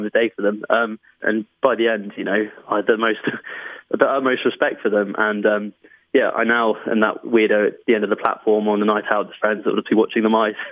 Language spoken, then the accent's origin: English; London, United Kingdom; I was brought up in London, so by default, that was the wildlife that I had around me